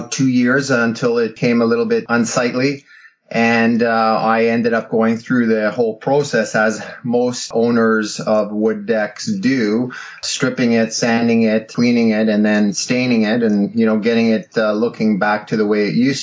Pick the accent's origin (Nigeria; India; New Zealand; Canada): Canada; also born or lived in Ottawa; as a Canadian and you know, living in Ottawa